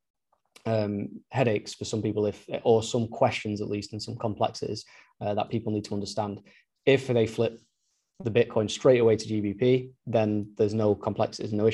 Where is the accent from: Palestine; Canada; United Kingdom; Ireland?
United Kingdom; being British